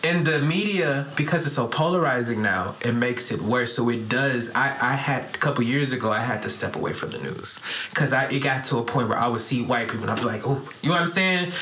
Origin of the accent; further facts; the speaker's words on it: Detroit, Michigan, United States; I'm from Detroit, where it's like a lot of gangster